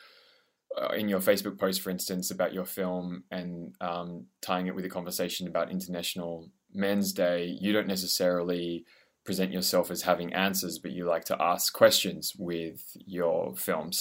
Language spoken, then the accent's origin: English; Australia; as an Australian